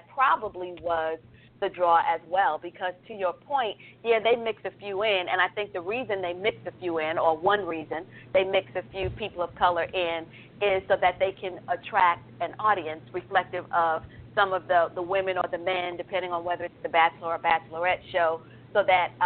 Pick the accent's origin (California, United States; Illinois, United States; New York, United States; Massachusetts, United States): New York, United States; New York City; now in Alpharetta, United States; I may live in Alpharetta, but I'm from Brooklyn